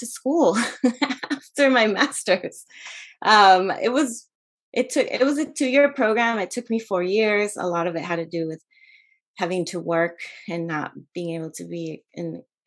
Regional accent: Merced, California, United States; also born or lived in Acapulco, Guerrero, Mexico; now in San Diego, United States; I grew up in Merced, California, in the Central Valley, but my mom's side of the family is from Acapulco, Guerrero. And so I spent a big part of my life traveling back and forth between Merced, this very rural agricultural town, and Acapulco

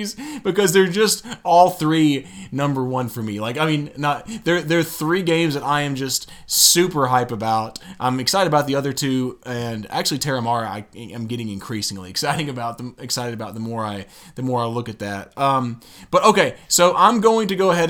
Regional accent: United States; I'm American as well.

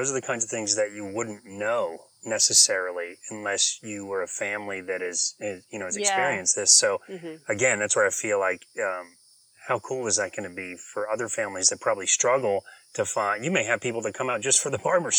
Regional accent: Apopka, Florida, United States; I'm from Apopka.

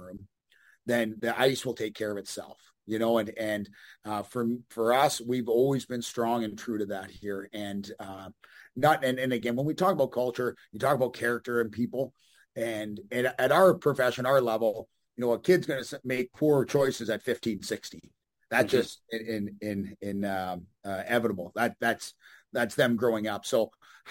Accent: Canada; moved away as an adult; also born or lived in Amarillo, Texas / Bloomington; being a Canadian.

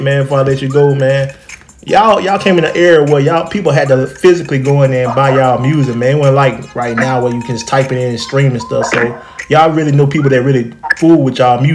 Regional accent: Alabama, United States; my hometown, Trial, Alabama

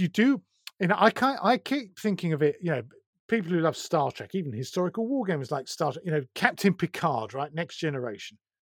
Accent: Essex, East of England, United Kingdom; now in Sussex, United Kingdom; I was brought up in Essex

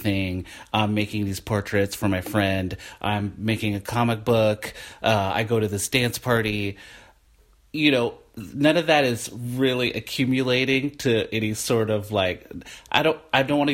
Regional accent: Portland, Oregon, United States; also born or lived in Olympia, Washington; I have grew up in Portland

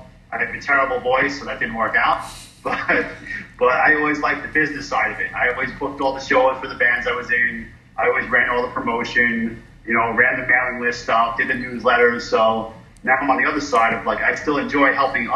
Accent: New York City, New York, United States; moved away as an adult; also born or lived in North Carolina; I'm from New York City

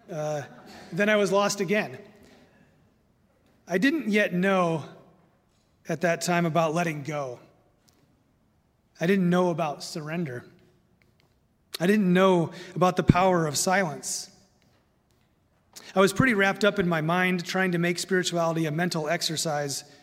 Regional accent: Indiana, United States; now in Minnesota, United States; Now, I love living in Minnesota. I'm a transplant from Indiana and some of the other places I've lived.

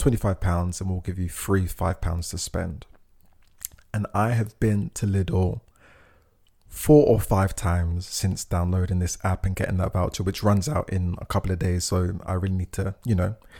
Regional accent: United Kingdom; my pride of being British, I think of like my pride of being like black

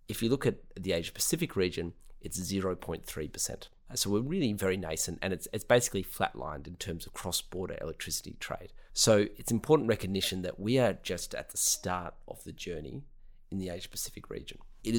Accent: Australia; I'm originally from Australia.

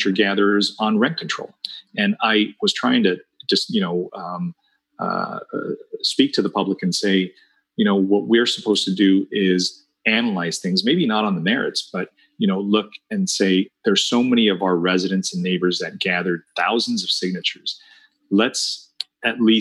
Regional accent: Santa Ana, California, United States; also born or lived in La Paz, Bolivia; I grew up here in Santa Ana with the Red Devil fireworks stands that were all over town

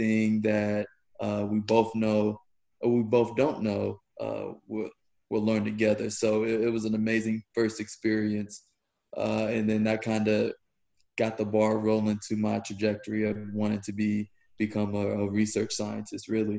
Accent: Northern Indiana, United States; moved away as an adult; also born or lived in Georgia / Washington, D.C.; now in Austin, United States; I'm from Northern Indiana

